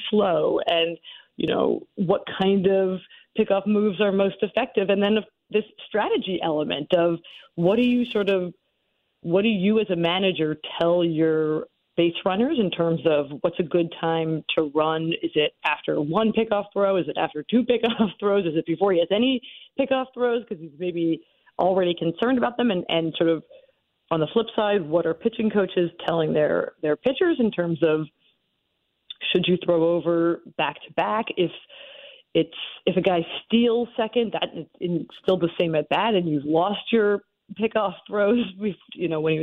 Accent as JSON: {"language": "English", "town": "Philadelphia", "region": "Pennsylvania", "country": "United States", "tie": "born or raised there", "said": "born and raised in the Philadelphia area"}